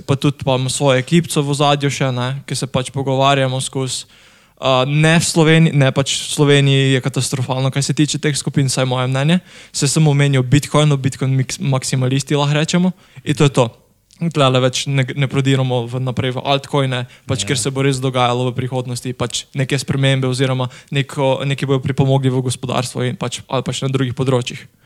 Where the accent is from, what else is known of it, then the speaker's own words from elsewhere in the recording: Semič, Southeast Slovenia, Slovenia; sem iz Bele krajine oziroma Semiča